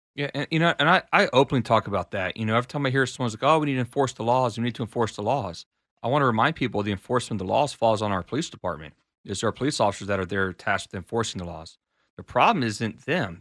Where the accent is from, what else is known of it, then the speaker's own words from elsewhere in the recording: College Station, Texas, United States; now in Austin, United States; I was raised and grew up out in College Station, Texas.